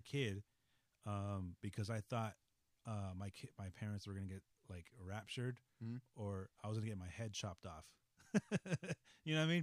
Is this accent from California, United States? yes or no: yes; Los Angeles, California, United States; also born or lived in San Francisco; we moved from San Francisco. Mm-hmm. Uh, to Los Angeles